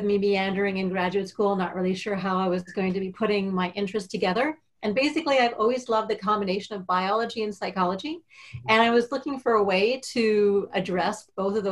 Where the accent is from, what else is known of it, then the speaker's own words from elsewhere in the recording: Canada; moved away; I'm Canadian. I'm dual citizen now